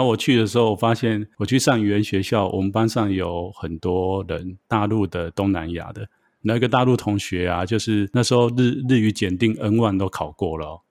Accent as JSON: {"language": "Chinese", "country": "Taiwan", "said": "因为我们应该是说我们台湾这边啊"}